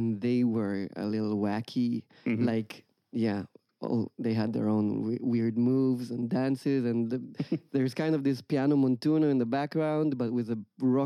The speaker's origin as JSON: {"language": "English", "town": "Jerusalem", "region": "Jerusalem District", "country": "Israel", "moved": "as an adult", "lives_now": "Amsterdam, Netherlands", "said": "I come originally from Jerusalem, Israel. I've moved to Amsterdam about 6"}